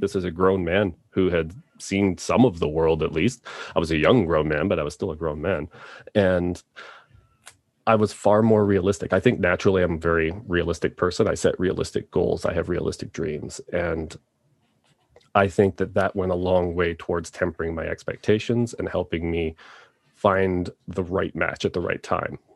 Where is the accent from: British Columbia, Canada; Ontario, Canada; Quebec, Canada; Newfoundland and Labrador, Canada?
Ontario, Canada; Toronto; now in Calgary, Canada; I am originally from Toronto